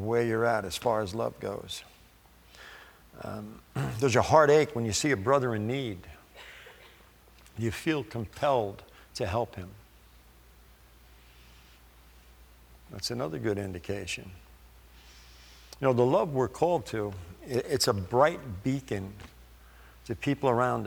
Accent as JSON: {"language": "English", "region": "New York", "country": "United States", "tie": "born or raised there", "said": "I grew up in New York. I'm Italian."}